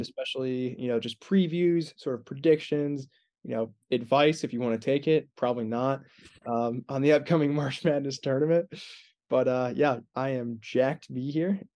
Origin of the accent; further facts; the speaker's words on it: Indiana, United States; two, two Indiana guys